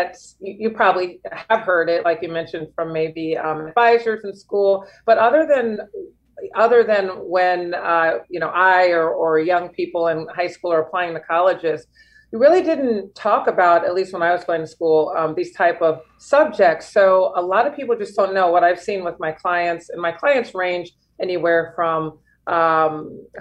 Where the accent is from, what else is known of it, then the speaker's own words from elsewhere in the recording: St. Louis, Missouri, United States; moved away as an adult; also born or lived in Chicago / Los Angeles / France; now in Miami, United States; I'm born and raised in St. Louis, Missouri, and then I've lived there for most of my life.